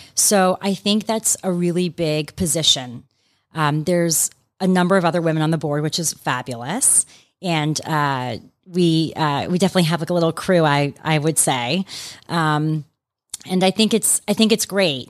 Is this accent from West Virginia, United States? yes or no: no; Atlanta, Georgia, United States; also born or lived in New York City; I'm from Atlanta, so I have just been delighted and love to be back here practicing in Atlanta